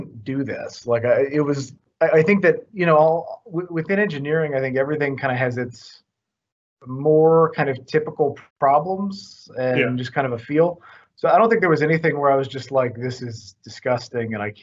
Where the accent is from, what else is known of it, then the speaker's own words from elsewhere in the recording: Georgetown, Indiana, United States; also born or lived in Louisville, Kentucky / West Lafayette, Indiana; I grew up in Georgetown, Indiana. So it's across, it's Louisville Metro